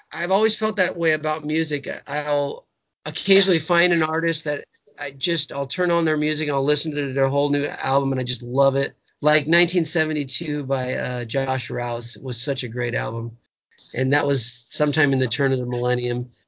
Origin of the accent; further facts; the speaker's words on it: Huntington Beach, California, United States; my punk rock days growing up in Huntington Beach